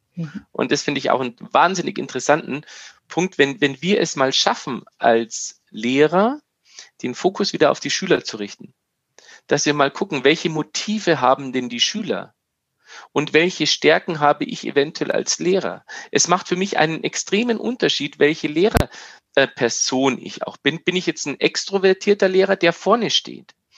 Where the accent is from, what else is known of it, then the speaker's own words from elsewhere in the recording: Bavaria, Germany; wie wir bei uns in Bayern sagen